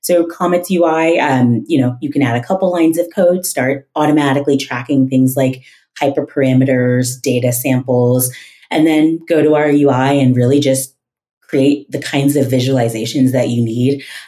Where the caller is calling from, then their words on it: Denver, Colorado, United States; I am in Denver, Colorado.